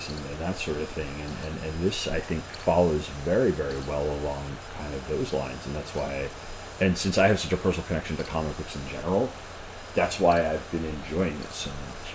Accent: Long Island, New York, United States; moved away; I'm from Long Island originally

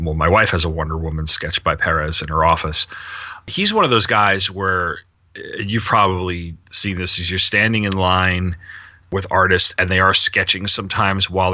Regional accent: the New York area, United States; Growing up in the New York area

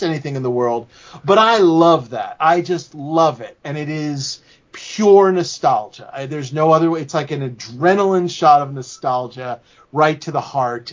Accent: New York City, New York, United States; I'm as a New Yorker

